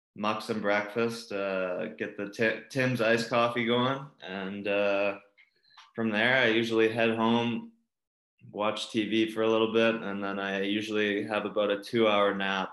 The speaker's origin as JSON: {"language": "English", "town": "Calgary", "region": "Alberta", "country": "Canada", "tie": "born or raised there", "said": "Growing up in Calgary"}